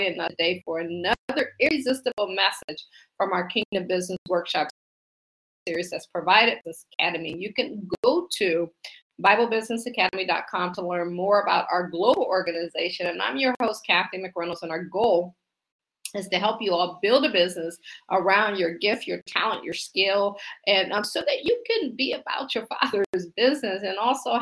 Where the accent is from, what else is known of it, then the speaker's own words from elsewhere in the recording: Akron, Ohio, United States; now in Washington, D.C., United States; I'm from Akron, Ohio. I actually live in the Washington, D.C. area now.